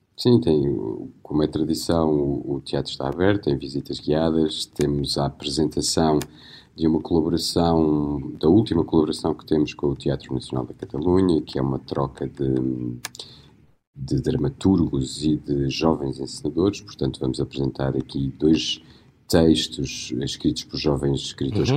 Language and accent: Portuguese; Beira, Portugal; accent: Beirão; now in Porto, Portugal; eu tenho uma pronúncia beirã